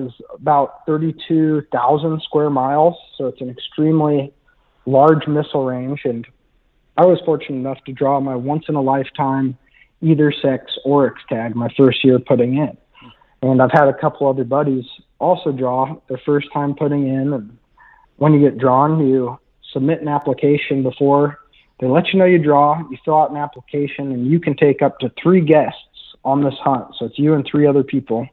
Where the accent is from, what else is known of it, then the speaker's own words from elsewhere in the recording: Kansas City, United States; moved away as an adult; also born or lived in Utah / South Dakota / Albuquerque, New Mexico; now in Oklahoma City, United States; I'm from Kansas City originally, born and raised